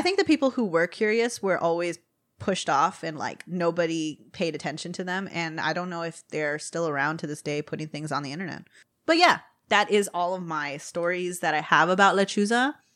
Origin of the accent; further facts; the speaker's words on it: Texas, United States; we're all from Texas